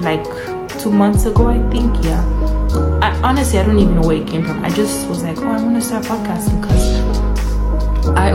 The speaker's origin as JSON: {"language": "English", "country": "Gambia", "tie": "born or raised there", "said": "I was born in the Gambia"}